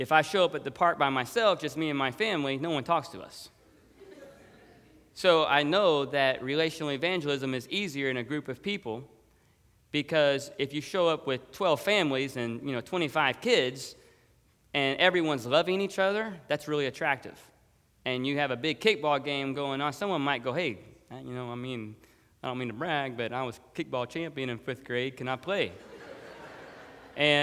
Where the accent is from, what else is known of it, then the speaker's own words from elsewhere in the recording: Dallas, Texas, United States; moved away as an adult; now in Florida, United States; where I grew up and lived in Dallas, Texas